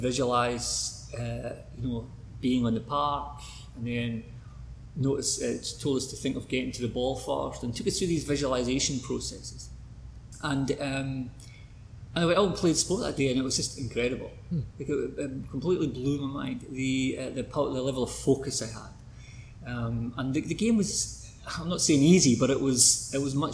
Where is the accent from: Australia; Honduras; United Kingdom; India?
United Kingdom; Oban, west coast of Scotland; I'm from Scotland, west coast of Scotland, a town called Ogan